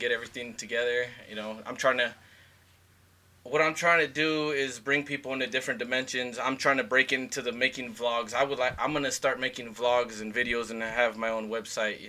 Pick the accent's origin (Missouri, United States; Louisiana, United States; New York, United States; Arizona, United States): Arizona, United States; moved away as an adult; now in Idaho, United States; I'm from Arizona